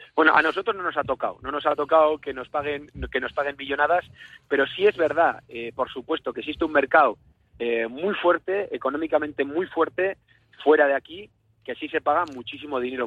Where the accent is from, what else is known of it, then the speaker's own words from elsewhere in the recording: Spain; somos los vasquitos o los navarricos